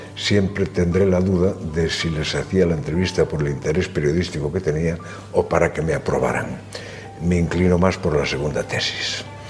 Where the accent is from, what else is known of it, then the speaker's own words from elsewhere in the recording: Pol, Galicia, Spain; now in Madrid, Spain; Mis primeros tiempos en esta vida son de un niño de aldea, de hijo de padres agricultores